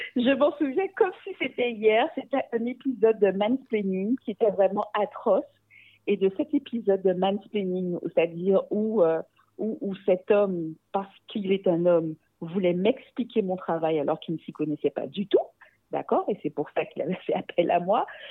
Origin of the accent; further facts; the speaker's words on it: Guadeloupe; une jeune femme métisse d'origine afro et aussi indo-descendante de la Guadeloupe